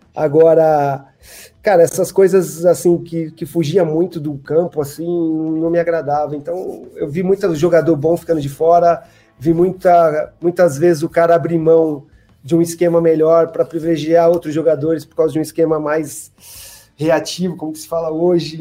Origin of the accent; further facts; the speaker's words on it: São Paulo, Brazil; eu sou de São Paulo, cresci em São Paulo.